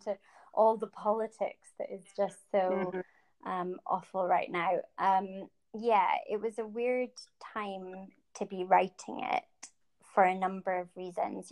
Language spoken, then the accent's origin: English; Scotland, United Kingdom; moved away as an adult; also born or lived in Canada / Ireland (family); now in London, United Kingdom; But my family, when I was quite young, moved to Scotland, and I grew up there and lived there basically my whole life until I moved down to London.